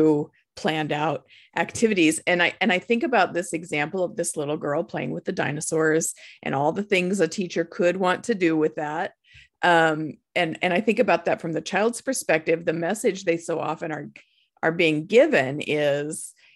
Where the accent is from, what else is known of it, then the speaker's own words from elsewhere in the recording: Nebraska, United States; we're from Nebraska, and the Nebraska Cornhuskers are our football team